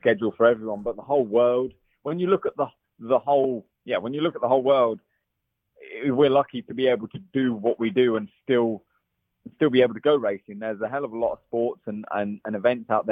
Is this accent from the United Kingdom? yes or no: yes; England, United Kingdom; also born or lived in Belgium / Italy; now in California, United States; I'm English